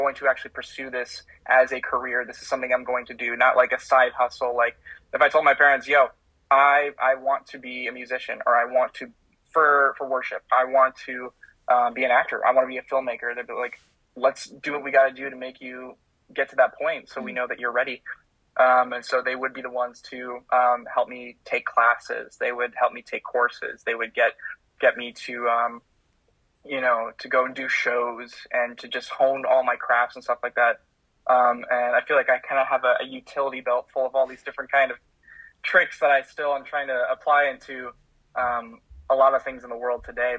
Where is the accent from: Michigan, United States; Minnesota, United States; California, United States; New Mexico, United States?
Minnesota, United States; I am a Minnesotan. I am from the great land of over 10,000 lakes in Minnesota